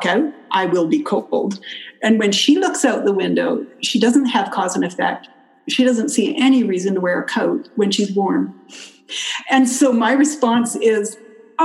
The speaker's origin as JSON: {"language": "English", "country": "Canada", "tie": "born or raised there", "also_born_or_lived": "California", "moved": "as an adult", "lives_now": "United States", "said": "I grew up in Canada"}